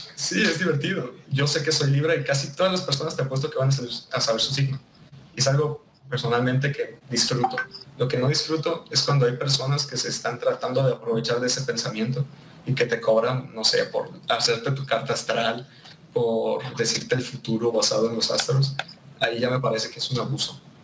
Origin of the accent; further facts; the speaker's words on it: Mexico; soy un mexicano